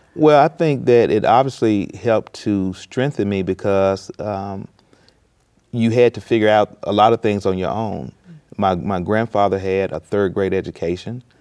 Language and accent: English; Mississippi, United States; I grew up in a rural Mississippi town